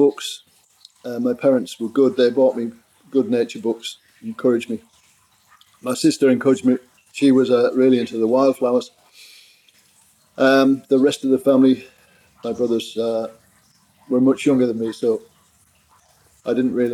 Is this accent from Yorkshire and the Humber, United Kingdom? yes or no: yes; Yorkshire and the Humber, United Kingdom; I grew up in East Yorkshire on a farm beside the sea